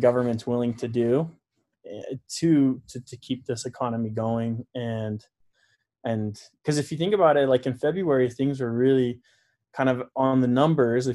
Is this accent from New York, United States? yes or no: no; Utah, United States; also born or lived in Florida; I was born in Florida, grew up mostly in Utah